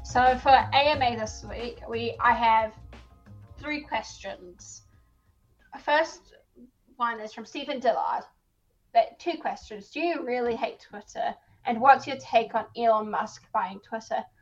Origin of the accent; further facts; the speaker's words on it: South Africa; I am South African